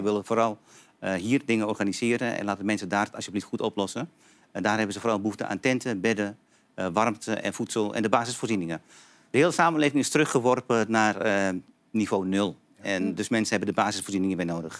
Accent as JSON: {"language": "Dutch", "town": "Hengelo", "region": "Overijssel", "country": "Netherlands", "also_born_or_lived": "Antakya, Turkey", "said": "ik kom uit Twente"}